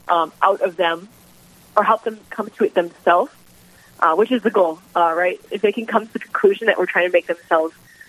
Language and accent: English; Jamestown, North Dakota, United States; also born or lived in Atchison, Kansas; I'm originally from Jamestown, North Dakota. I grew up here